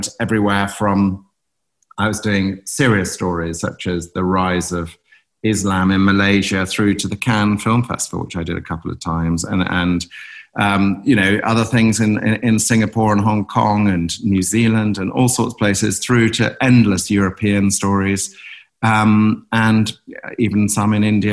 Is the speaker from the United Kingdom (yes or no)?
yes; North Norfolk, East of England, United Kingdom; moved away; also born or lived in Cape Town; We grew up in North Norfolk, 100 miles to the east